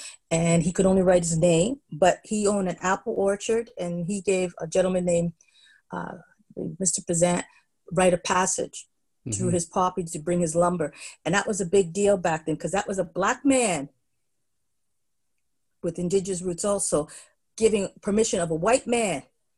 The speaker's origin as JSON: {"language": "English", "town": "Windsor", "region": "Nova Scotia", "country": "Canada", "tie": "born there", "said": "My connection with Nova Scotia was I was born there. I was born in Windsor, and that is, the county is Annapolis Valley, so I'm really a valley girl."}